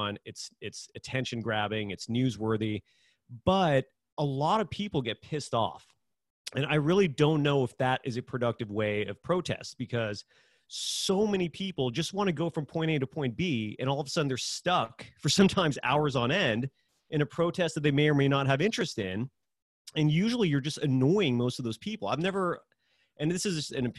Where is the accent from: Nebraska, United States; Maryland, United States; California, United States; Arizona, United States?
California, United States; Bay Area; also born or lived in Texas / Cheyenne, Wyoming; I'm born and raised in the Bay Area